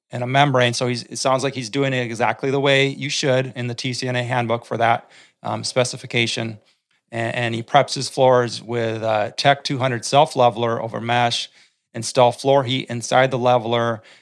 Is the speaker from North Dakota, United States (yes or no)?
yes; North Dakota, United States; I've, I've seen it. I grew up in North Dakota.